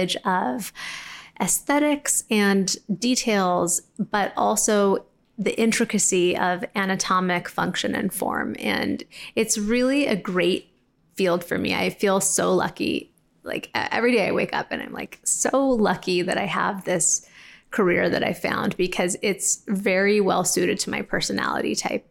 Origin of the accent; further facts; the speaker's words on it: Los Angeles, California, United States; LA, which is my hometown.